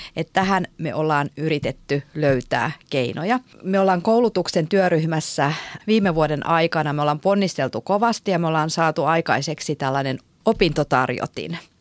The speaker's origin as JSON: {"language": "Finnish", "region": "North Ostrobothnia", "country": "Finland", "said": "Mä oon itse Pohjois-Pohjanmaalta kotoisin"}